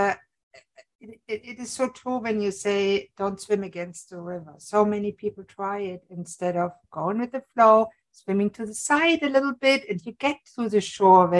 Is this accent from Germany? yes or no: yes; Germany; now in Canada; I'm originally from Germany